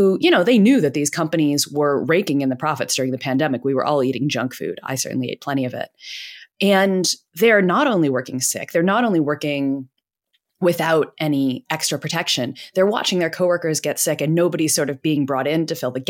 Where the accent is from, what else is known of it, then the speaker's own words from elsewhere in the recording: United States; moved away; I'm American.